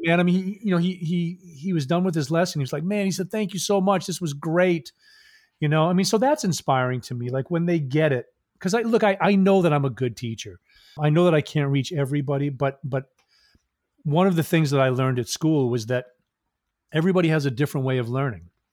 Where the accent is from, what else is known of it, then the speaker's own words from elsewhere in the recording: Maine, United States; also born or lived in Massachusetts; I was born in Massachusetts, then I moved to Maine, I think I was in second grade